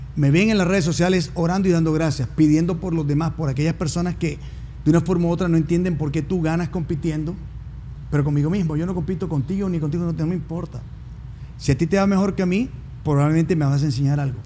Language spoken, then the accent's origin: Spanish; New Jersey, United States; also born or lived in Colombia; now in Miami, United States; vengo de una familia que nacimos en Colombia, de una, un legado italiano-argentino por parte de madre y venezolano-colombiano por parte de padre. Como tal, viviendo en Miami, pero crecí en New Jersey